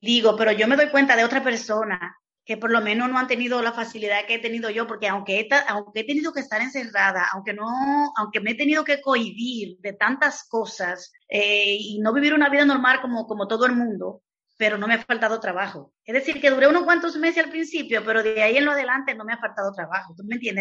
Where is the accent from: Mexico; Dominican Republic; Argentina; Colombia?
Dominican Republic; moved away as an adult; also born or lived in Santo Domingo; now in Spain; allá en mi país, en República Dominicana